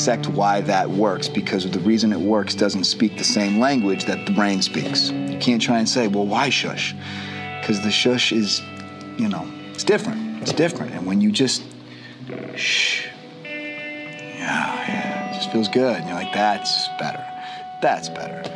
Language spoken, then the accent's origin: English; Boston, Massachusetts, United States; moved away as an adult; now in Los Angeles, United States; I'm from Boston